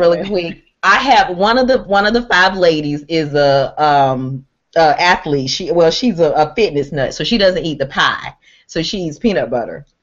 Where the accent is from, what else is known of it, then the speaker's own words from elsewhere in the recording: Waycross, Georgia, United States; my hometown, which is Waycross, Georgia